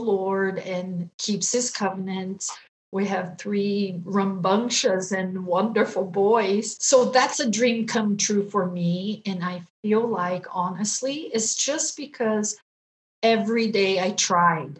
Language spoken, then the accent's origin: English; Brazil; moved away as an adult; also born or lived in Japan; now in Utah, United States; I'm Brazilian. I grew up in Brazil